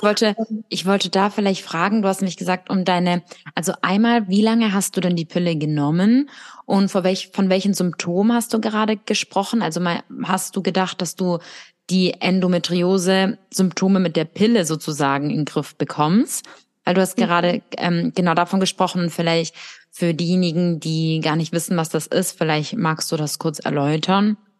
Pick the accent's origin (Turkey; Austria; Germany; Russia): Russia; moved away; bei uns in Russland